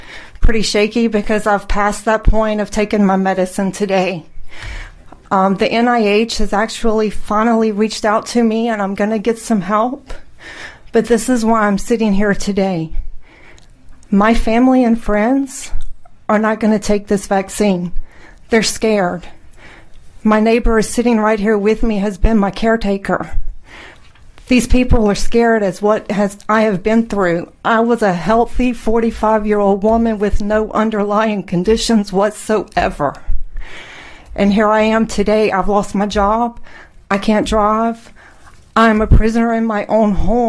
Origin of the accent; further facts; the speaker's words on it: New Orleans, Louisiana, United States; I'm from New Orleans